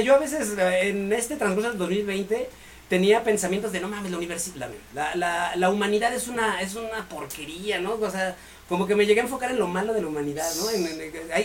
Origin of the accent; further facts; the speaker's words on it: Mexico; somos mexicanos, jóvenes, guapos, emprendedores, talentosos